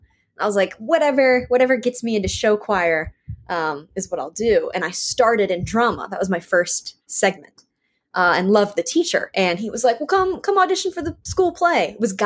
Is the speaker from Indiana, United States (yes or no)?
no; Richmond, Virginia, United States; I'm from Richmond, Virginia. Born, raised, been here forever. Probably will stay here for a long time.